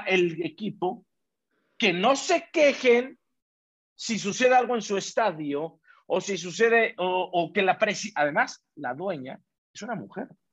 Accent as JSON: {"language": "Spanish", "country": "Mexico", "said": "como latino, como mexicano, como albureros, como lo que somos nosotros"}